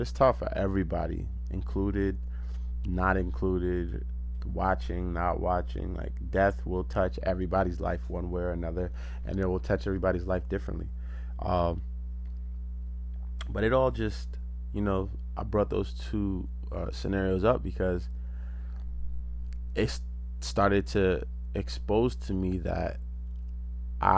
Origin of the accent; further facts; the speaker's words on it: United States; I was born and raised in America